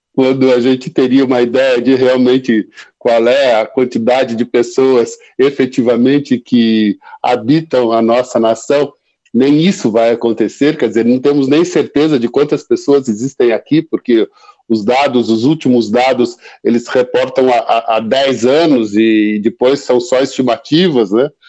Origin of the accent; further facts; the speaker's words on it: interior of São Paulo state, Brazil; eu sou do interior aqui do estado de São Paulo, e lá a gente fala menino como se estivesse referindo a criança